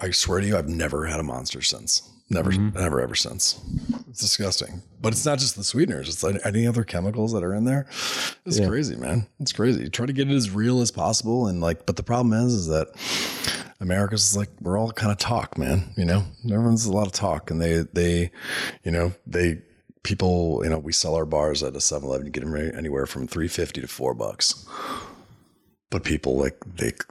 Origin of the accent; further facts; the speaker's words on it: Illinois, United States; that's my home state